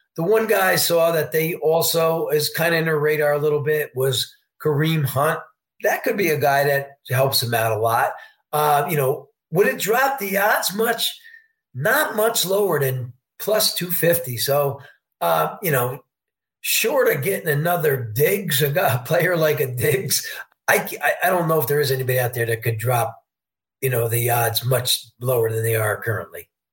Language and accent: English; Poughkeepsie, New York, United States; moved away; I'm a New Yorker. I'm from Poughkeepsie, New York, originally